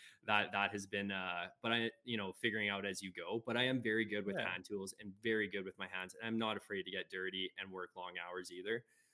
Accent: Ontario, Canada; now in Alberta, Canada; So I'm actually originally from Ontario. I moved here about 8 years ago now to Alberta.

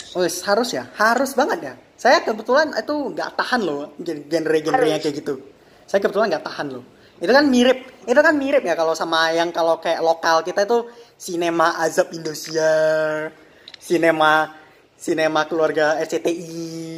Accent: Medan, North Sumatra, Indonesia; saya ini kan asli hmm. asli Medan ini

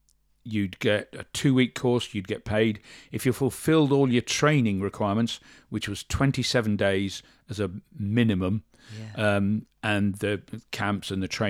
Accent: Shorncliffe, South East England, United Kingdom; born there; I'm 65 years old. I'm 66 next month. I was born in Shorncliffe in Kent. I was actually born in the military hospital

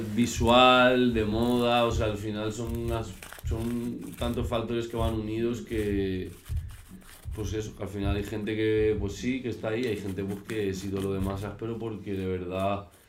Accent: Valencia, Valencian Community, Spain; now in Madrid, Spain; soy de Valencia

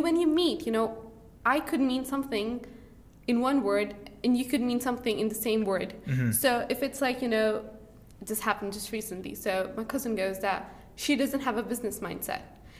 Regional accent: Saudi Arabia; English is a second language; moved away as an adult; also born or lived in Pakistan; now in Peterborough, United Kingdom; I came from Saudi Arabia last October, but I'm like a Pakistani. So I was born in Pakistan, raised up in Saudi Arabia, now I'm in the UK.

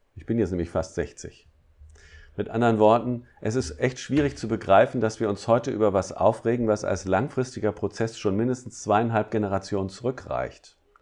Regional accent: Harz, Germany; bei uns im Harz

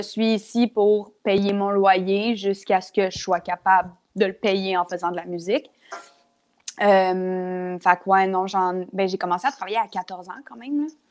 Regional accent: Lavaltrie, Quebec, Canada; now in Montreal, Canada; je viens de la Valtrie, ce qui est vraiment correct, mais ça fait 12 ans que j'ai pas été. ça fait 12 ans que j'ai pas habité à la Valtrie

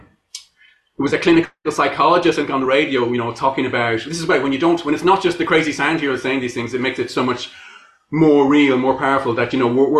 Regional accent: Ireland; I'm Irish.

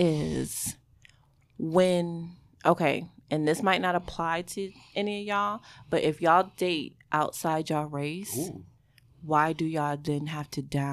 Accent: Buffalo, New York, United States; I am from Buffalo where the Bills

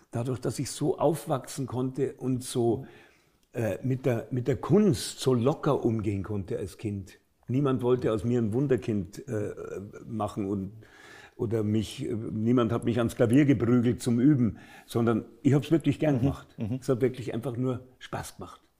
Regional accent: Munich, Bavaria, Germany; Als Münchner ist Als das Münchner natürlich eine, eine wunderbare Traditionssprache.

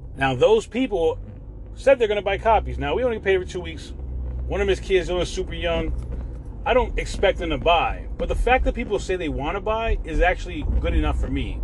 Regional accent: New York, United States; now in Florida, United States; I'm from New York, so I use words like crib

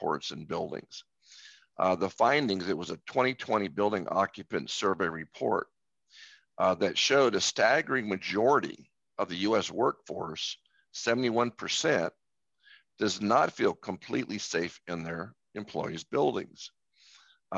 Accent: Tampa Bay area, Florida, United States; I'm from the Tampa Bay area, which has many beaches along its shore.

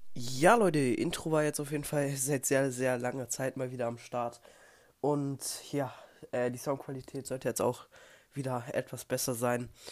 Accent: Germany; bei uns in Deutschland

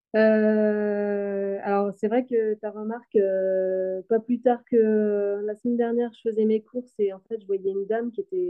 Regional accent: western Brittany, France; je suis originaire de, l'ouest de la Bretagne

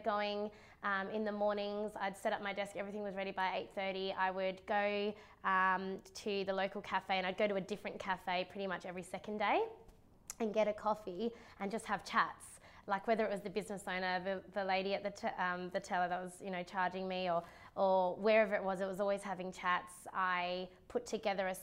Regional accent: Perth, Western Australia, Australia; I grew up in and around Canning Vale

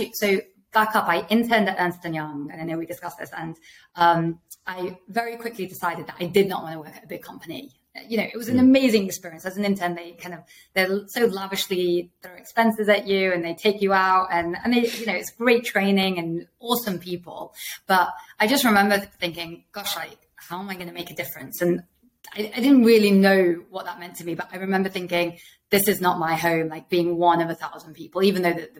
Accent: Manchester, North West England, United Kingdom; moved away as an adult; also born or lived in Sheffield / Oxford / Delhi / Mumbai; I was born in Sheffield, but I am a Lancashire girl. I moved to Manchester when I was like one and was there till 18. Loved growing up in Manchester.

